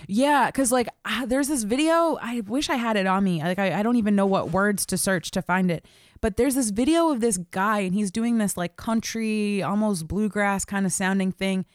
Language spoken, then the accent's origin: English; Baltimore, Maryland, United States; I grew up in Baltimore